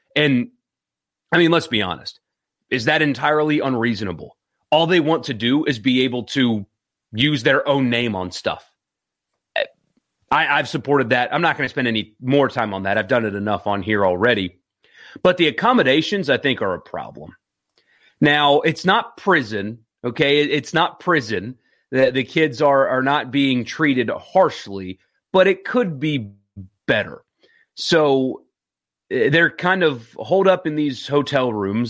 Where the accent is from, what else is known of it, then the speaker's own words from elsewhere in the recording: Greenville, South Carolina, United States; now in Mississippi, United States; I grew up in Greenville, South Carolina